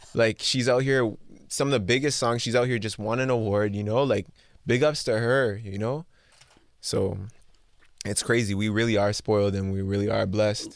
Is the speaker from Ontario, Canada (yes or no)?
yes; Mississauga, Ontario, Canada; Born and raised. I was born in, uh, Trillium Hospital in Mississauga